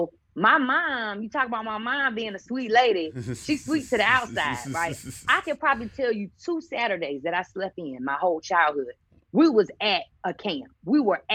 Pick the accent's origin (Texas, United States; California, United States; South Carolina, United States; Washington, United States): South Carolina, United States; Columbia; the University of South Carolina, right back in my hometown, gave me a half scholarship